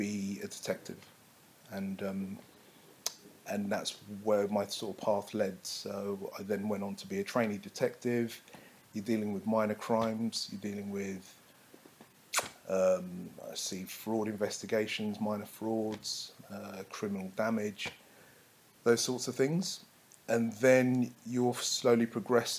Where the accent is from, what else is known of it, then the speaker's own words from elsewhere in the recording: London, United Kingdom; I'm a Londoner. I'm a black Londoner that also works in the police force